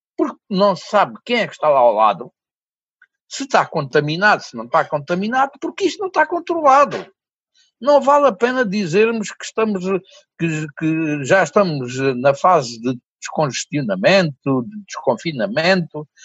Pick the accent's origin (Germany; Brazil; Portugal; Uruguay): Portugal; Souzel, Alentejo; moved away; quando eu voltei para a minha terra natal e começou por ser um projeto uh, que era para ser só para o Conselho de Sousa. O Conselho de Souzel